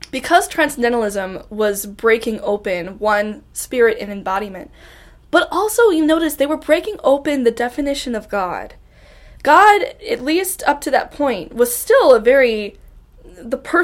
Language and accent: English; Ohio, United States; born and raised in Ohio